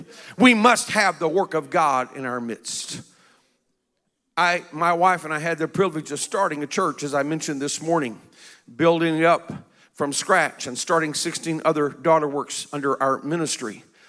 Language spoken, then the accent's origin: English; South Korea; I was raised in Korea. My parents were missionaries. Korea at that time was a very poor country.